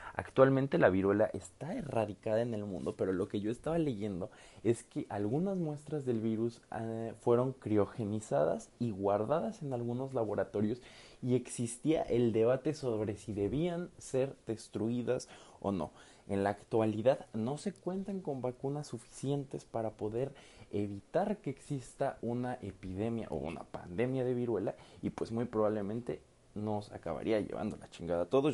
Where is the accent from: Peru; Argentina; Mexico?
Mexico; no solamente como mexicanos, sino como mestizos.